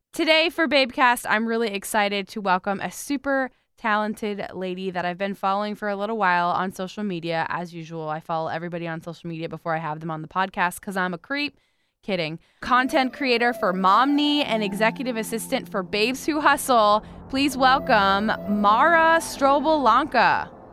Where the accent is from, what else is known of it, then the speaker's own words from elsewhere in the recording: South Florida, United States; I grew up in South Florida